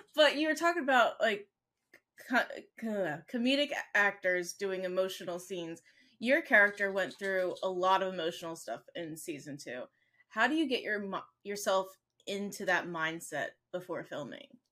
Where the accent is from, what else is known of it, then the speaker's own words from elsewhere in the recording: United States; I'm American